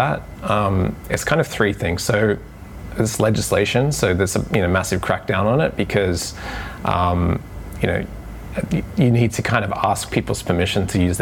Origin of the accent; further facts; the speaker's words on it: Sydney, New South Wales, Australia; moved away as an adult; now in Japan; I started to travel from Australia, where I'm originally from Sydney